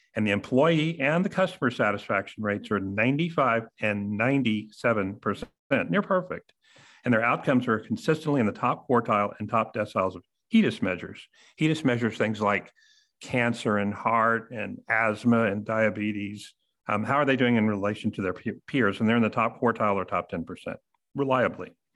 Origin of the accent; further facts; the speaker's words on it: Texas, United States; I'm from Texas